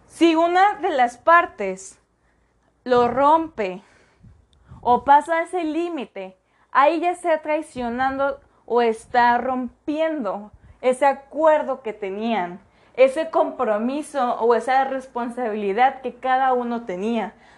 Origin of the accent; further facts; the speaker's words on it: Mexico; Como buen mexicano